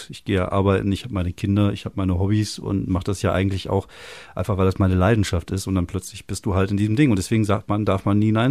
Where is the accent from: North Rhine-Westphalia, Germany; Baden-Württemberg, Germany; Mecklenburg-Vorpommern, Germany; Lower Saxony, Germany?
North Rhine-Westphalia, Germany; Wuppertal; Ich bin in, in, in Barmen geboren, tatsächlich. Im, ähm, komme jetzt gerade nicht auf den Namen. Aber ich bin ja jetzt Kronenberger. Also ich komme ja oben vom Berg weg.